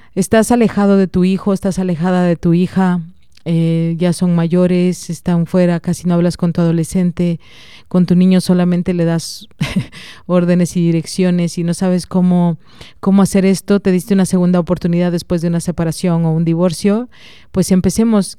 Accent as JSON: {"language": "Spanish", "region": "Oaxaca", "country": "Mexico", "said": "soy oaxaqueña"}